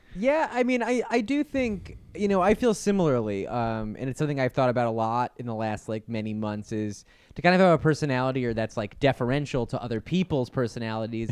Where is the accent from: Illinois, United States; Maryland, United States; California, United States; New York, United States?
New York, United States; Syracuse; also born or lived in Auckland; now in Los Angeles, United States; when I was growing up in Syracuse